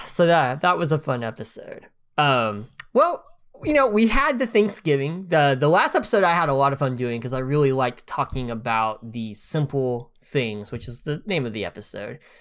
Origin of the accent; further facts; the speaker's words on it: United States; being American